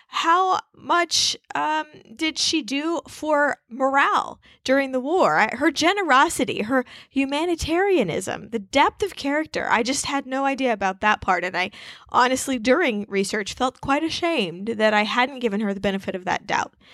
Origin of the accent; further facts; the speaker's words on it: Wichita, Kansas, United States; also born or lived in Rhode Island; I, uh, grew up in Wichita, Kansas